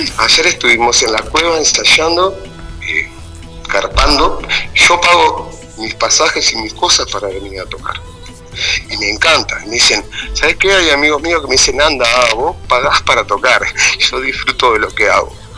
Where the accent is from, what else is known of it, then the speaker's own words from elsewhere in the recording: Uruguay; also born or lived in Montevideo; now in Durazno, Uruguay; somos uruguayos